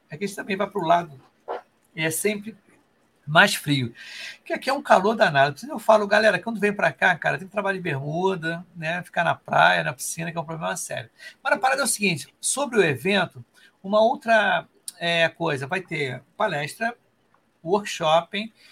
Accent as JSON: {"language": "Portuguese", "region": "Rio de Janeiro", "country": "Brazil", "said": "eu sou do Rio aqui, né? Aqui o Rio é um calor danado."}